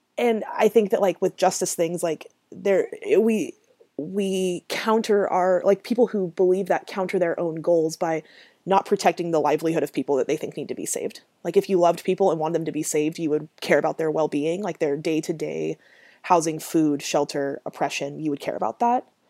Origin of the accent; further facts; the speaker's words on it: Grants Pass, Oregon, United States; Grant's Pass and Merlin and this, like, city space that I grew up in in Southern Oregon